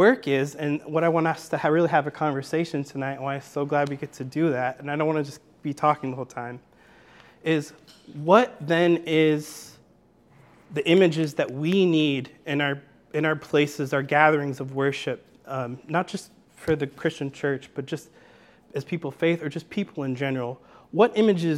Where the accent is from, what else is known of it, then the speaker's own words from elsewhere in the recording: near Chicago, Illinois, United States; also born or lived in Greenville, Illinois; I grew up in Chicago, near Chicago. I'm a PK. My dad's a Baptist preacher. And yeah, grew up in Illinois